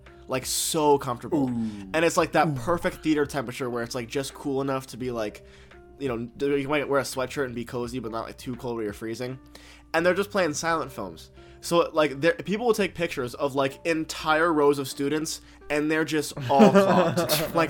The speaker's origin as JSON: {"language": "English", "region": "New York", "country": "United States", "said": "I'm also from New York."}